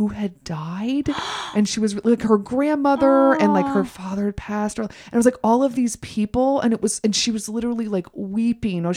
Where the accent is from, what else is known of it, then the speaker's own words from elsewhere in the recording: the South, United States; I'm from the South.